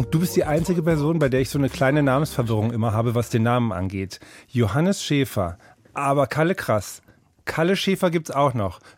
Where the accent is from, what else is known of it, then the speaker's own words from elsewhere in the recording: Hamburg, Germany; accent: Hamburg; moved away as an adult; now in Berlin, Germany; Geboren in Berlin, dann ganz früh Umzug nach Hamburg, später mit eigener Familie dann wieder zurück nach Berlin.